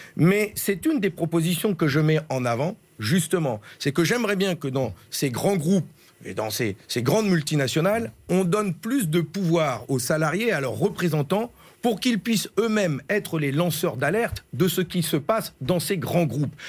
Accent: Ch'ti, Hauts-de-France, France; je suis un ch'ti, je sais d'où je viens

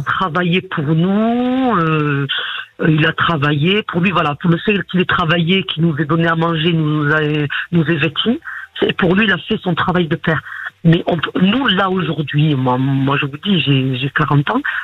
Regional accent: Morocco; now in France; je suis née au Maroc.

